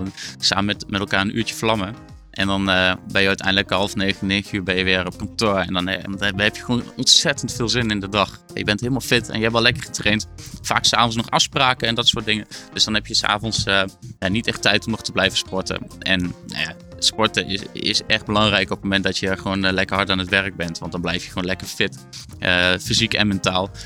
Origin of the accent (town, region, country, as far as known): Achterhoek, Gelderland, Netherlands